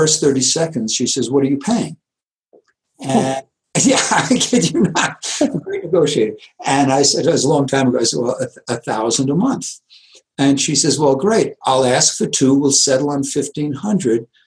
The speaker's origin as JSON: {"language": "English", "region": "New York", "country": "United States", "tie": "born or raised there", "also_born_or_lived": "San Diego, California", "moved": "yes", "lives_now": "Taos, United States", "said": "I grew up in New York"}